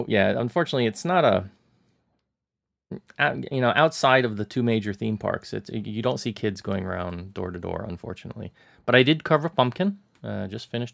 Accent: Florida, United States; now in Hong Kong; growing up in Florida

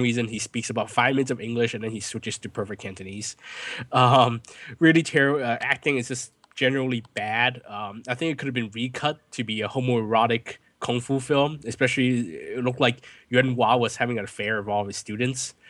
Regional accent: California, United States; I'm from California

